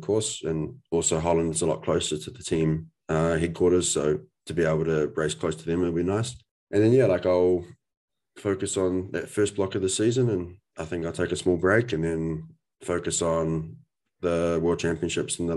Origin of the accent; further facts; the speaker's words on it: New Zealand; we're both from New Zealand